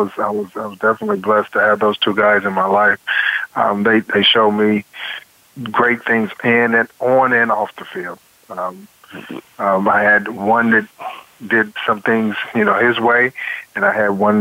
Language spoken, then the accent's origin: English; Middletown, Ohio, United States; I graduated from Bowling Green State University in Ohio. I'm originally from Middletown, Ohio